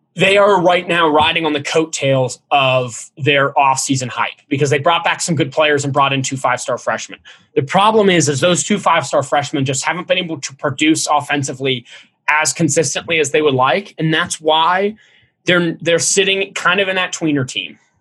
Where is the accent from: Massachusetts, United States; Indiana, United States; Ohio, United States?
Ohio, United States; Cincinnati; growing up in Cincinnati